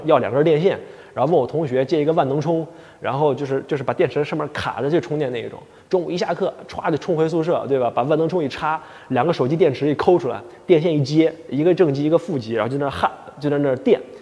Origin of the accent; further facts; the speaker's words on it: Northeast China, China; 我们东北话